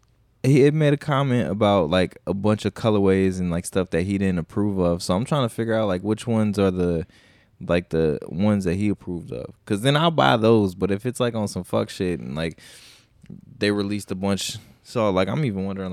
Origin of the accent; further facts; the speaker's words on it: South Dakota, United States; I mean, I'm from South Dakota